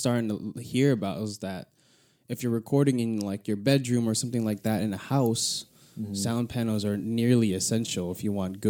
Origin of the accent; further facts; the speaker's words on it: United States; I'm a first generation born and raised in America